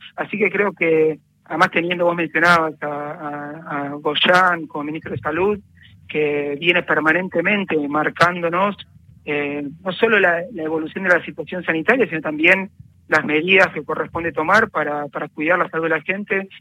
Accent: Buenos Aires, Argentina; Yo iba a, un, a una escuela en Parque Patricios

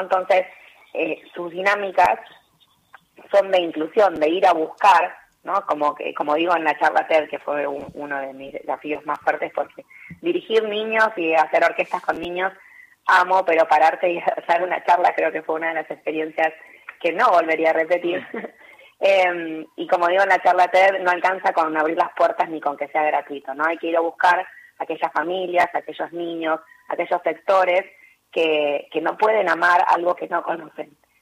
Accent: Chascomús, Buenos Aires Province, Argentina; en Chascomús, en mi pueblo

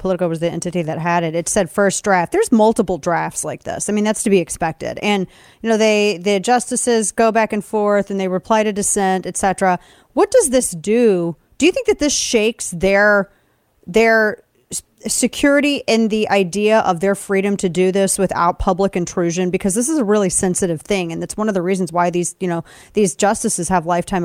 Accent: Missouri, United States; also born or lived in Webster Groves, Missouri; My home state of Missouri, show me state

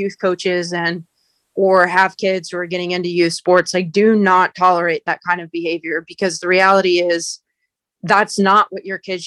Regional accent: United States; my experience in general as an athlete growing up in the United States

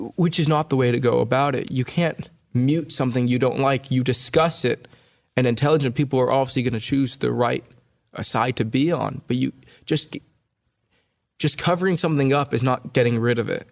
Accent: California, United States; my sister and I were born and raised in California

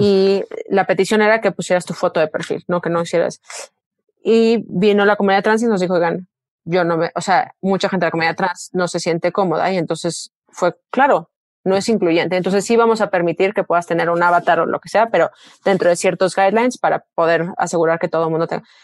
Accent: Mexico; moved away as an adult; como mexicanos

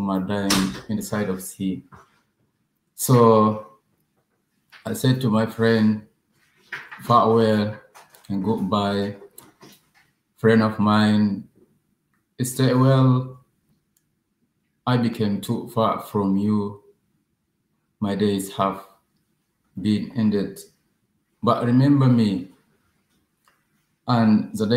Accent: Sudan; now in Calais, France; I'm from Sudan. Right now, I live in Calais.

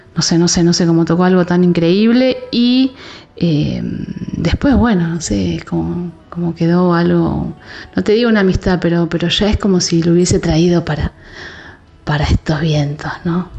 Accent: Buenos Aires Province, Argentina; yo soy una persona de conurbano, ¿no? Como que bonaerense

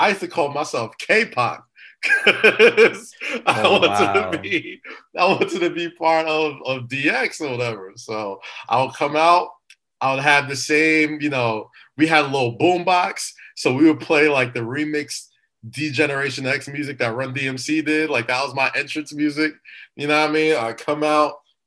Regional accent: New York City, New York, United States; growing up in Staten Island

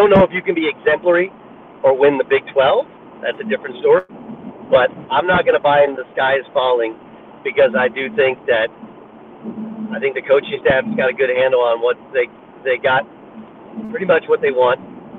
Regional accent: California, United States; I grew up in California, so people in Oklahoma don't realize that when I was in high school, I just hold the ball and get fouled

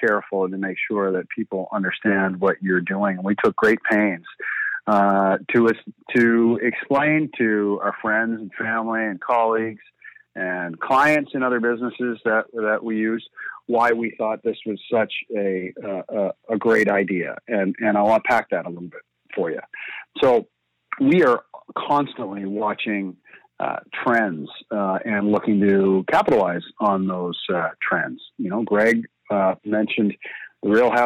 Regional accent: Canada; as a Canadian

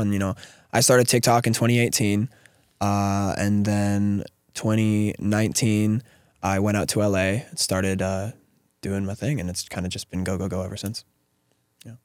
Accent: Atikokan, Ontario, Canada; I live in a very, very small town with, uh, under three thousand people

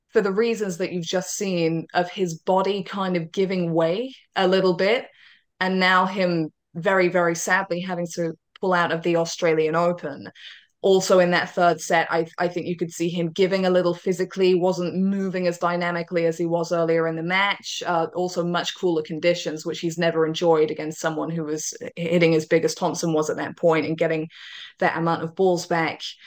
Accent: United Kingdom; I'm a Brit

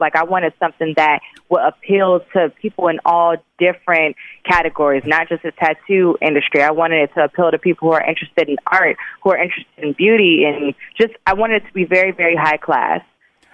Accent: Chicago, Illinois, United States; Like, yeah, I'm from Chicago. I'm a tattoo artist.

